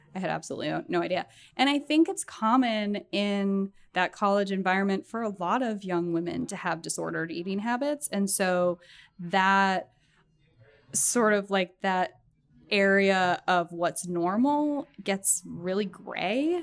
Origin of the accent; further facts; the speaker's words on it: Massachusetts, United States; moved away as an adult; also born or lived in Boston; now in New York, United States; I spent my entire life in New England up until after college